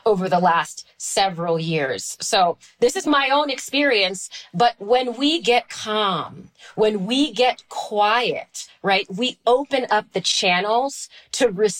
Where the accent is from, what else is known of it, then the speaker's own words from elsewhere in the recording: Washington, District of Columbia, United States; I grew up in Washington, D.C.